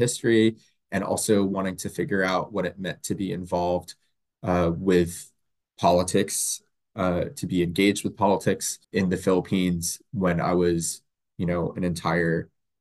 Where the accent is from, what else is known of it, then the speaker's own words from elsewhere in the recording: Central Florida, United States; moved away as an adult; now in Washington, United States; I grew up in Florida, Central Florida, in a suburb